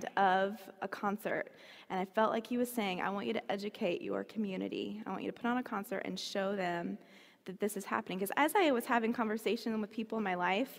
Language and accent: English; Marion, Indiana, United States; I'm from Marion, Indiana, so I grew up here